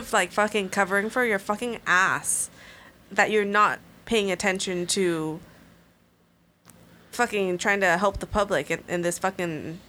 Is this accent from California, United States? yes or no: yes; Sacramento, California, United States; growing up around Stockton Boulevard and shit. I grew up on small businesses